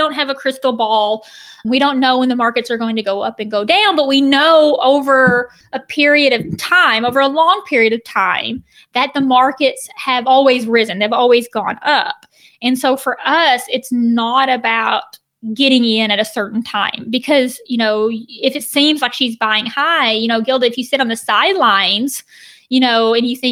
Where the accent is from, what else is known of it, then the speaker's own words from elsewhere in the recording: the South, United States; also born or lived in Florida; growing up in the South